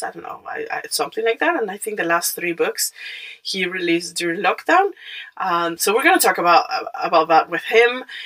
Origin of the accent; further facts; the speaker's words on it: Mexico; English is a second language; moved away; I'm Mexican